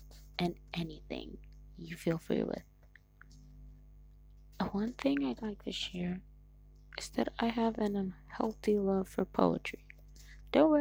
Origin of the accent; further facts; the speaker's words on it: Nigeria; I'm Nigerian. That's right, babies. I'm Nigerian.